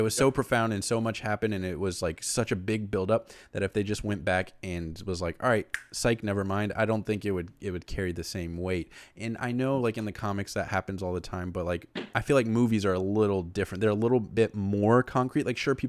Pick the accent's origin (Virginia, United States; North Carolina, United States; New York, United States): North Carolina, United States; also born or lived in California; So I liked both the Panthers and the Chargers because I was born in California and I was raised in North Carolina.